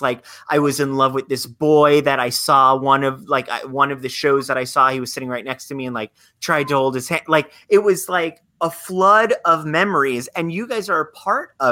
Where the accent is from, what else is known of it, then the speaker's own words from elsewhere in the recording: Florida, United States; Growing up in Florida